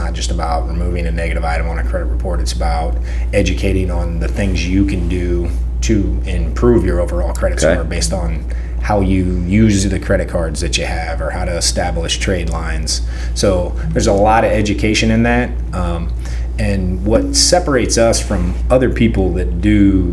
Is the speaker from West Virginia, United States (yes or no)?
no; Freeman, Missouri, United States; moved away as an adult; also born or lived in Butler, Missouri; now in Lee's Summit, United States; Small town. God's country down there in Freeman, Missouri